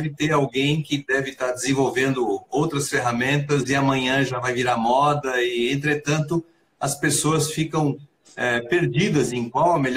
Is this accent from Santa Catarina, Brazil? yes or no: yes; Santa Catarina, Brazil; É, sou de Santa Catarina, então demorou até fazer conexão com, com Belo Horizonte, né?